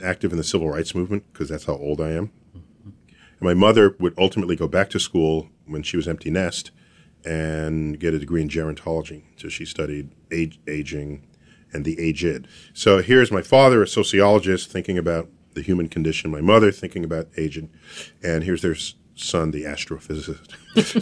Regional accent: New York City, New York, United States; I was born and raised in New York City

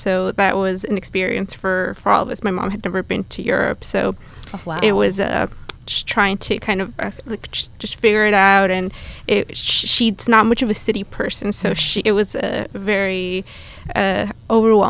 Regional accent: Ecuador; now in New York, United States; just because we are from Ecuador originally. And after celebrating it for many years, we kind of decided, you know, it's a good time to get out of New York.

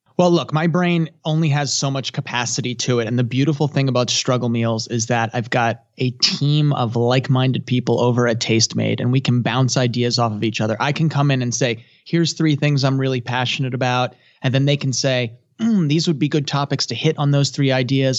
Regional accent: United States; I'm a third generation, so I guess I would say I'm American

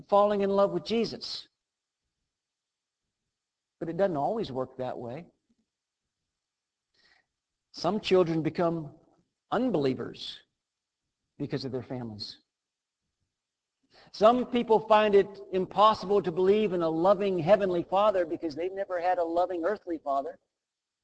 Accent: Western Pennsylvania, United States; I was born in Western Pennsylvania to a family that loved the Lord

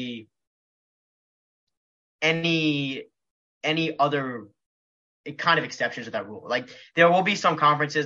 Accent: Philadelphia, Pennsylvania, United States; moved away as an adult; also born or lived in College Station, Texas; I grew up in Philadelphia

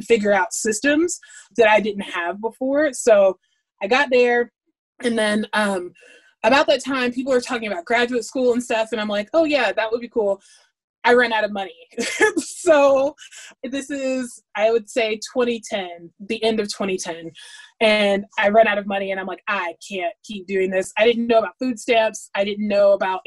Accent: the South, United States; also born or lived in New York City; now in South Carolina, United States; the way I wrote as a Southerner

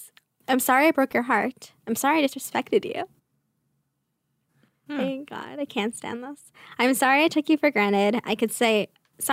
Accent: Staten Island, New York, United States; accent: Staten Island; My Staten Island accent.

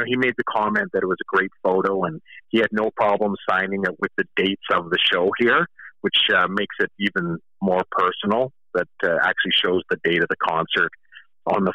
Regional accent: Kamloops, British Columbia, Canada; here in my hometown of Kamloops

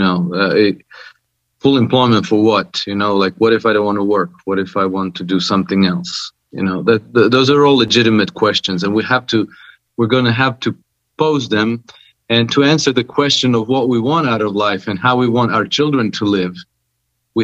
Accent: Croatia; now in Monaco; I'm from Croatia, but I've been living in Monaco for past 26 years now.

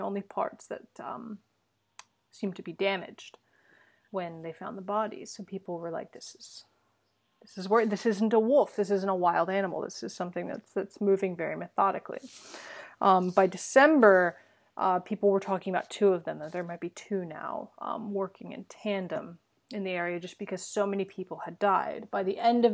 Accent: United States; as an American

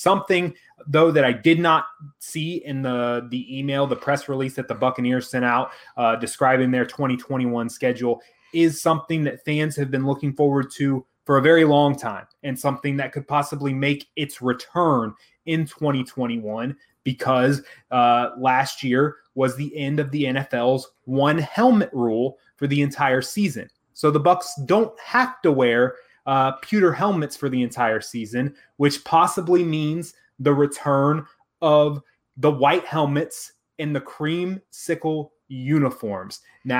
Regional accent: Central Florida, United States; I was born in 1990, so every single Bucks game that my dad took me to growing up in the Central Florida area

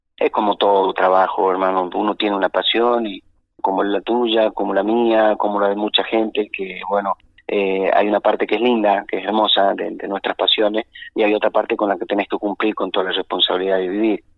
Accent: Chaco Salteño, Salta, Argentina; El chaco salteño, la familia

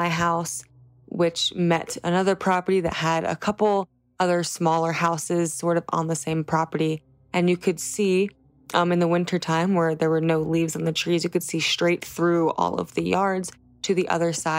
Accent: New Jersey, United States; I was born and raised in New Jersey

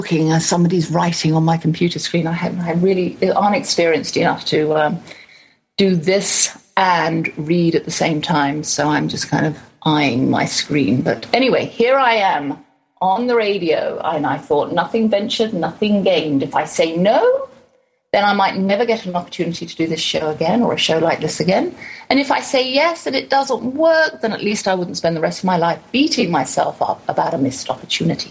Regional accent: England, United Kingdom; now in Garland, Texas, United States; I'm from Far East Texas, a little island called England.

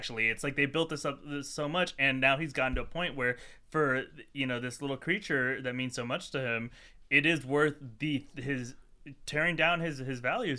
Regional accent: Miami, Florida, United States; I grew up in Miami and in Florida

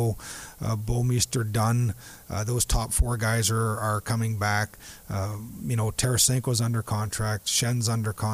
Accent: Southern Ontario, Canada; also born or lived in Dallas; now in St. Louis, United States; He and I grew up in the same area of Southern Ontario

